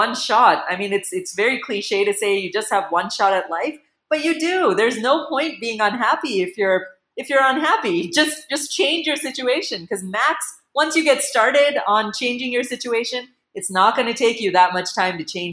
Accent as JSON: {"language": "English", "country": "United States", "tie": "born or raised there", "also_born_or_lived": "Chicago", "lives_now": "India", "said": "moved to the U.S. when I was about 4 years old"}